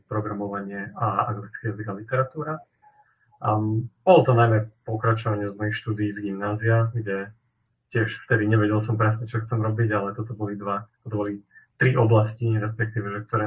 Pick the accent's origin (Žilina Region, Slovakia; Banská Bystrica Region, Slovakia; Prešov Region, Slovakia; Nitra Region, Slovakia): Nitra Region, Slovakia; Nitra; som tiež z Nitry priamo